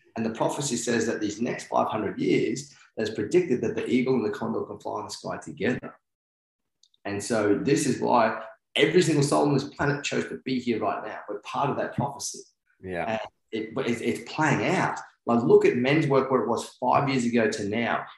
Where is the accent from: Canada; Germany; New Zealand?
New Zealand; I'm Kiwi